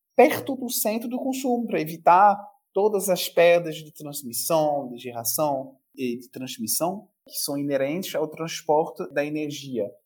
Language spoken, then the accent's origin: Portuguese; France; now in Brazil; Como francês, aí eu pego o chapéu do francês. A gente sabe muito bem pela nossa história